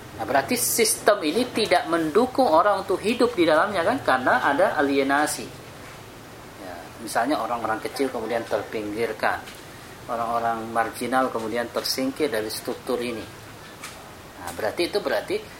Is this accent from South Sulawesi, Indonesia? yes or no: yes; Makassar, South Sulawesi, Indonesia; Di kampung saya di Makassar